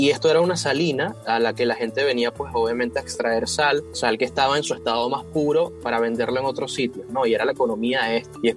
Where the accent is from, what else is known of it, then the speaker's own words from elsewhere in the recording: Caracas, Capital District, Venezuela; also born or lived in Puerto la Cruz; yo como te comentaba, bueno, nací en Caracas y me vine muy pequeño a, trajeron muy pequeño a Puerto la Cruz eh, y aquí pues hay mucha cultura de béisbol.